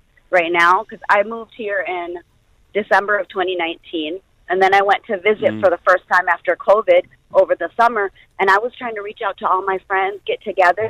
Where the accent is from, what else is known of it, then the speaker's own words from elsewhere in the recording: Ann Arbor, Michigan, United States; moved away as an adult; now in Abu Dhabi, United Arab Emirates; I was born and raised in Ann Arbor, Michigan